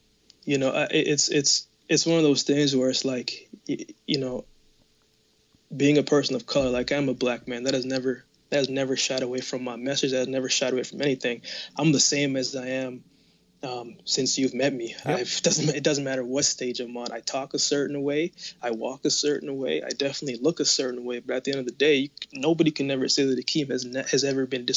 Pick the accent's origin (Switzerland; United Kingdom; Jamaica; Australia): Jamaica; now in Canada; I was born in Jamaica. No, but I live in Canada.